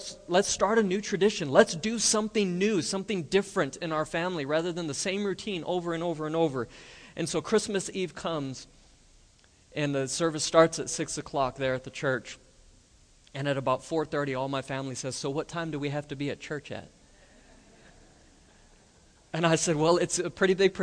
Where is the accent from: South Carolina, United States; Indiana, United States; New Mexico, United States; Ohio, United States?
New Mexico, United States; Roswell; now in Lubbock, United States; go home to my hometown in Roswell